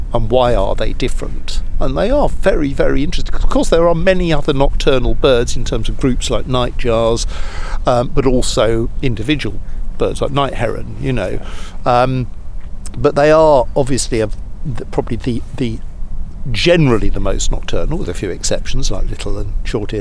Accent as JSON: {"language": "English", "region": "London", "country": "United Kingdom", "tie": "born or raised there", "moved": "as an adult", "lives_now": "Somerset, United Kingdom", "said": "I grew up in London for 45 years"}